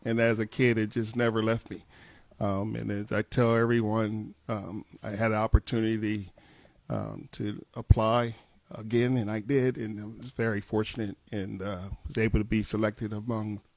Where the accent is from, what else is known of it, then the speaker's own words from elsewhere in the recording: Wilmington, Delaware, United States; Growing up in Riverside